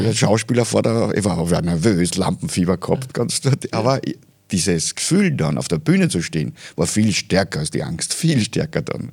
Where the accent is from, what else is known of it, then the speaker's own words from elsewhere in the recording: Oberfellabrunn, Lower Austria, Austria; in Oberfellerbrunn, wo ich aufgewachsen bin, das ist gleich bei Hollerbrunn